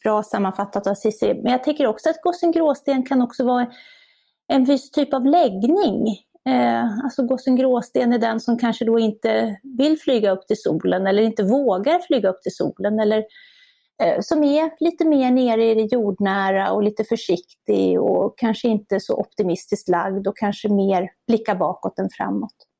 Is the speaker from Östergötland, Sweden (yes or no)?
no; Borlänge, Dalarna County, Sweden; jag kommer själv från Borlänge som ligger ganska nära